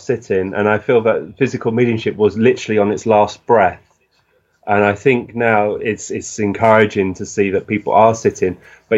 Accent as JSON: {"language": "English", "town": "Burgess Hill", "region": "South East England", "country": "United Kingdom", "tie": "born or raised there", "said": "our shop, which is in the upmarket shop in Burgess Hill in West Sussex in the United Kingdom"}